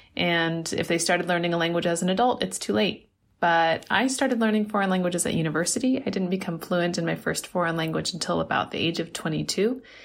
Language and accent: English; United States; now in Beijing, China; I'm an American, but currently based in Beijing, China